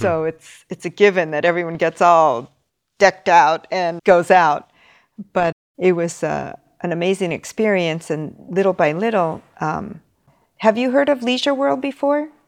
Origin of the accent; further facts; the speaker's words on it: Los Angeles, California, United States; now in Tokyo, Japan; I'm from Los Angeles